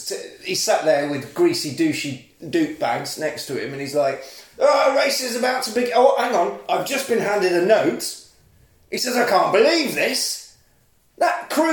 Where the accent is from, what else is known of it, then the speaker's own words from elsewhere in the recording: Coventry, West Midlands, United Kingdom; moved away; I'm from Coventry